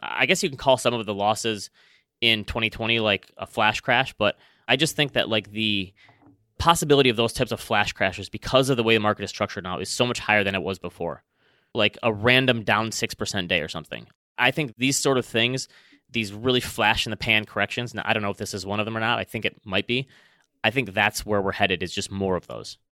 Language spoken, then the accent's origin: English; Traverse City, Michigan, United States; hometown of Traverse City, Michigan